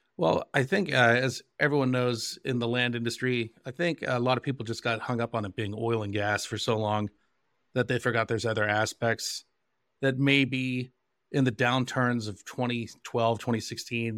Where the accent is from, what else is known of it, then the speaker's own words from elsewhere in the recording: Johnstown, Pennsylvania, United States; also born or lived in London, England; my hometown of Johnstown, Pennsylvania